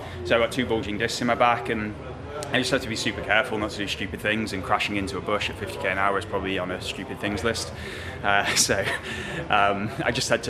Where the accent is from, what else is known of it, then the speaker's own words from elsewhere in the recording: United Kingdom; thoroughly enjoyed being a British rider and felt really welcome.